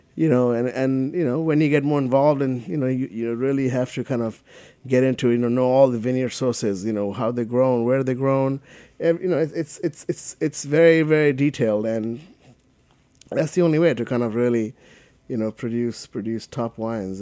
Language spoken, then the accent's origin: English; Kolkata, West Bengal, India; moved away as an adult; now in United States; I grew up in Calcutta